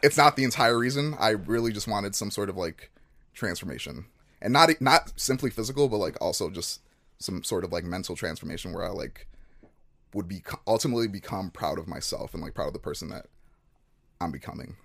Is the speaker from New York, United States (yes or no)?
no; Chicago, Illinois, United States; moved away as an adult; also born or lived in Nigeria; moved to Chicago when I was one. Um, grew up in Chicago, spent 18 years there